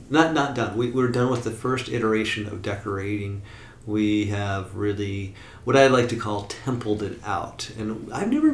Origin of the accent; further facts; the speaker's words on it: Portland, Oregon, United States; Oregon is freaking beautiful. It's my home state and hometown